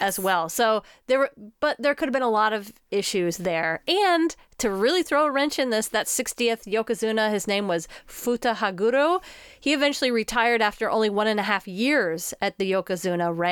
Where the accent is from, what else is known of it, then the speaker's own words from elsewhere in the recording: United States; an American woman